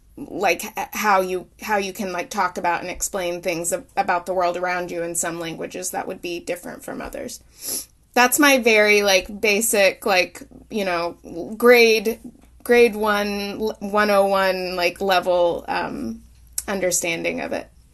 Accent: Oklahoma, United States; moved away; I'm born and raised in Oklahoma and moved back, um, into Oklahoma about six years ago.

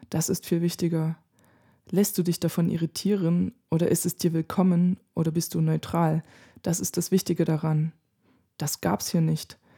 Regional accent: California, United States; Ich bin in den USA aufgewachsen, was eine komplett andere Geschichte ist. Ich bin in einer sehr bunt gemischten Gegend in Kalifornien aufgewachsen.

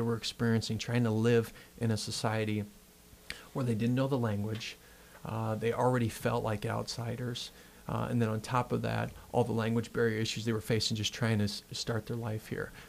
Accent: Worthington, Minnesota, United States; I grew up in Worthington, Minnesota

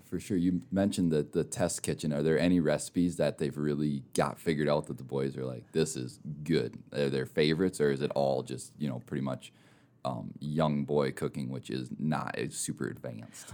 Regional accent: Minnesota, United States; also born or lived in Mitchell, South Dakota; now in Rapid City, United States; I'm from Minnesota originally

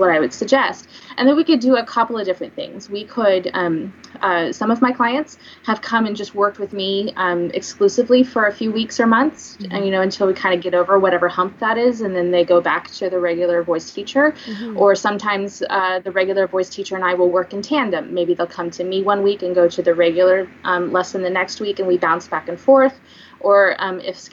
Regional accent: Springfield, United States; moved away as an adult; also born or lived in Kansas City; I am newly established back in Springfield, in my hometown

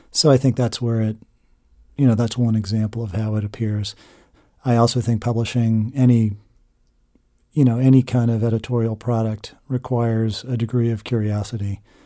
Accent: Chester County, Pennsylvania, United States; I grew up in Chester County

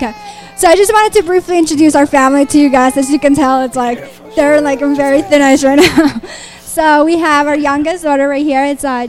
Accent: Colombia; moved away; also born or lived in Mexico / Philadelphia, United States / Dominican Republic; I was actually born in Mexico. I grew up in Colombia. And then I lived in Philly. And then I married a Jersey boy

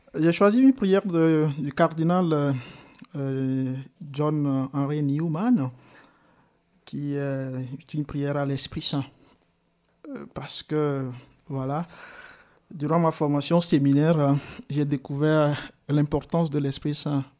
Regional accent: Arépé, Plateaux, Togo; moved away as an adult; also born or lived in Tablibo, Togo; now in Switzerland; Je suis né au Togo, dans le sud du Togo, hmm. dans la préfecture euh, qu'on appelle la préfecture de Yoto, dans la localité, le village qui s'appelle Arepe

